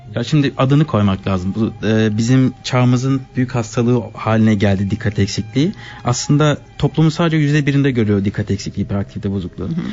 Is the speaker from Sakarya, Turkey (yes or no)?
yes; Adapazarı, Sakarya, Turkey; moved away as an adult; now in Switzerland; Ada Pazarlıyım Türkiye'den